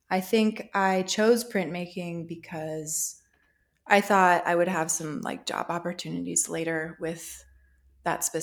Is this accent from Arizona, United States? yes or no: yes; Show Low, Arizona, United States; i grew up in Show Low arizona actually outside of town so it was a really country rural setting